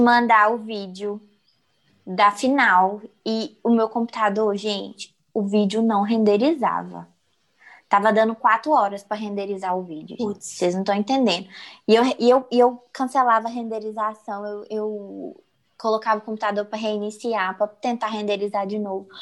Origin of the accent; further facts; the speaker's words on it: Minas Gerais, Brazil; eu sou mineira raiz